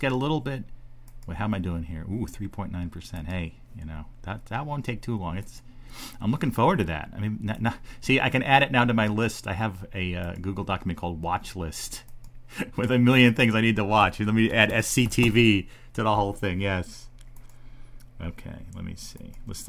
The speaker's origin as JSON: {"language": "English", "region": "New Jersey", "country": "United States", "said": "Because I wasn't Canadian. I was from New Jersey."}